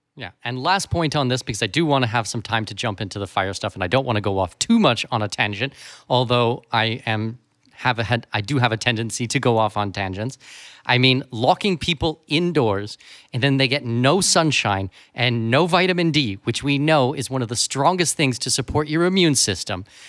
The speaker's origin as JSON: {"language": "English", "country": "Canada", "moved": "yes", "said": "I'm from Canada"}